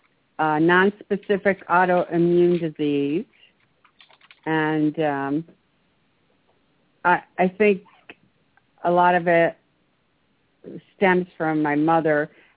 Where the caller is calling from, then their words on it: Maryland, United States; I'm calling from Maryland.